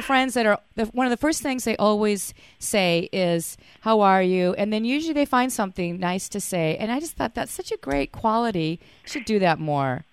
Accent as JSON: {"language": "English", "town": "Fort Worth", "region": "Texas", "country": "United States", "tie": "born or raised there", "said": "I'm from Fort Worth"}